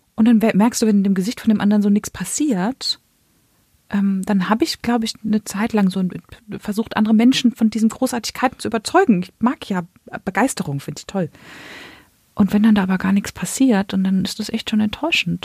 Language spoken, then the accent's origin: German; Germany; ich bin in Deutschland geboren und aufgewachsen